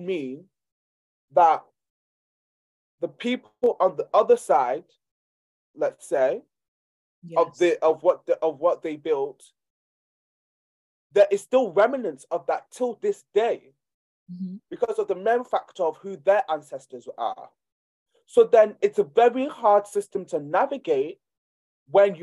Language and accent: English; Nigeria; I'm from Nigeria